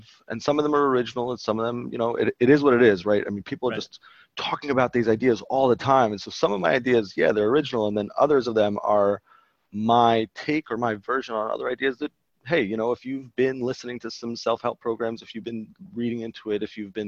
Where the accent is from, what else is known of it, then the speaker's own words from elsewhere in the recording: Baltimore, Maryland, United States; I am from Baltimore originally. We just moved back actually a little while ago. And I grew up over here